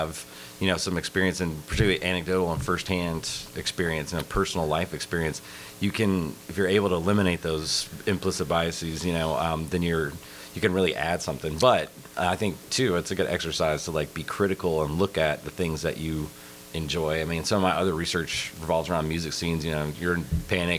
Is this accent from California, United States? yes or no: no; South Carolina, United States; moved away as an adult; also born or lived in Blacksburg, Virginia; I'm originally from South Carolina.